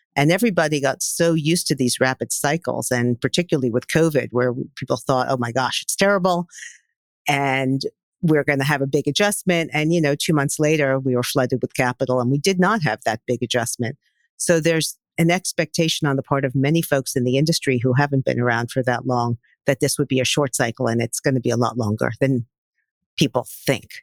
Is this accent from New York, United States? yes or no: yes; New York City, New York, United States; I am a born and bred New Yorker.